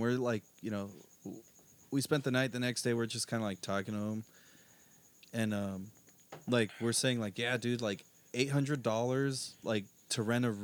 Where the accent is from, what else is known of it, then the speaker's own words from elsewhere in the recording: Southern California, United States; We grew up in Southern California, the mecca of fucking Mexican food